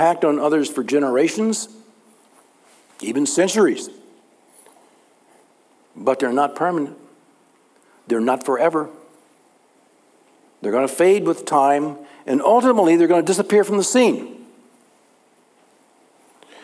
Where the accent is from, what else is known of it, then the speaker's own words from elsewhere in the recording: Texas, United States; growing up in Texas